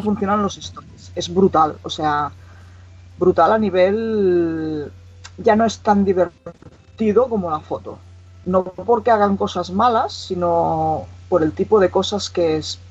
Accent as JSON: {"language": "Spanish", "town": "Igualada", "region": "Catalonia", "country": "Spain", "said": "gente de aquí de Igualada, de mi pueblo"}